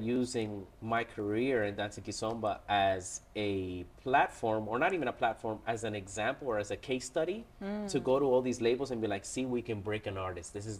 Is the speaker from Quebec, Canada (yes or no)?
no; Toronto, Ontario, Canada; I was born and raised in Toronto, Canada.